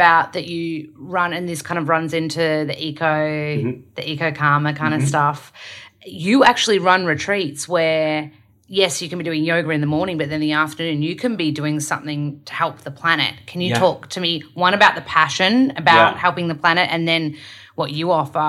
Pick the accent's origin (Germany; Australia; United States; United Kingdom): Australia; accent: Australian; Because my accent is really strong, Australian, I have to slow down and kind of like – fix my R's.